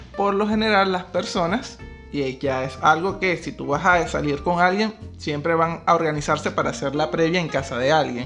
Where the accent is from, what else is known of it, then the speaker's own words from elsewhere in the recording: Maturín, Monagas, Venezuela; moved away as an adult; now in Buenos Aires, Argentina; somos personas que somos de Maturín e inmigramos acá.